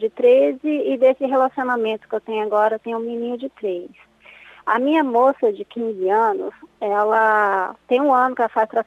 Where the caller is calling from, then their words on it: Mato Grosso, Brazil; fala do Mato Grosso.